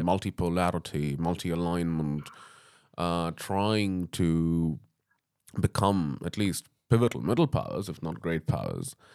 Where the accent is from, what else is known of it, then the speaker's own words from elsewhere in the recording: England, United Kingdom; I'm an Englishman